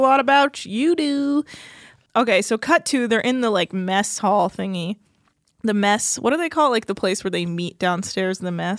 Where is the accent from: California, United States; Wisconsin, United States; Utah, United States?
California, United States; Davis; Davis, California